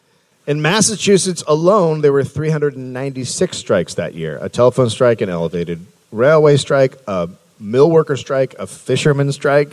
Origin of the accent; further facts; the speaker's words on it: Bulgaria; I'm from Bulgaria. It sounds the same.